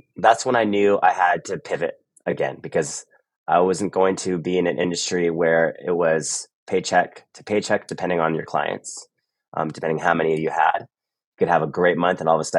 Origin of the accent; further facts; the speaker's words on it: Los Gatos, California, United States; also born or lived in San Luis Obispo, California; I'm originally from California. Born and raised in the Bay Area, and spent my life mostly in a little area called Los Gatos.